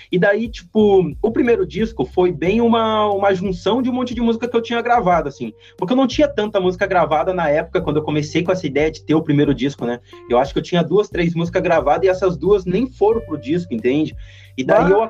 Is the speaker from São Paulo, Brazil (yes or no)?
yes; Santos, São Paulo, Brazil; eu sou do Santos, tá ligado?